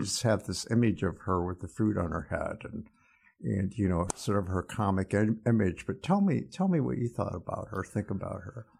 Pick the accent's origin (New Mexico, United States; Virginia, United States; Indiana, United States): Indiana, United States; Fort Wayne; I grew up in Fort Wayne, Indiana